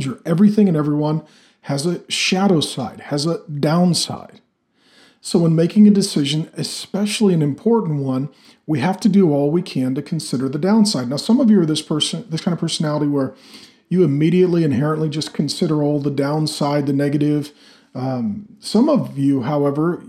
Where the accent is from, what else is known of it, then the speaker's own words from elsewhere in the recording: Pacific Northwest, United States; I grew up in the Pacific Northwest where there's a lot of trees and a lot of loggers